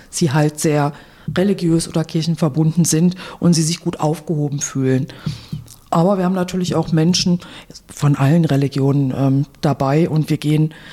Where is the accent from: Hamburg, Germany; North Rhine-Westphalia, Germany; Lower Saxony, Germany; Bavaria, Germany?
North Rhine-Westphalia, Germany; Oberhausen; born there; now in Wuppertal, Germany; Ja, also ich bin eine gebürtige Oberhausenerin, wohne jetzt in Wuppertal und arbeite in Dortmund.